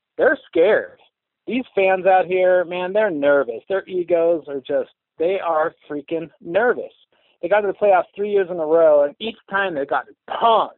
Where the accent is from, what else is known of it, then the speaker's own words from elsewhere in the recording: Sacramento, California, United States; moved away as an adult; also born or lived in East Bay, California; now in Golden, United States; I grew up in Sacramento, moved out here from the East Bay in 95